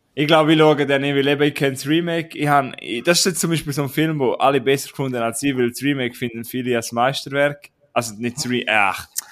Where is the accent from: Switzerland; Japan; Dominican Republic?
Switzerland; wir sind auch Schweizer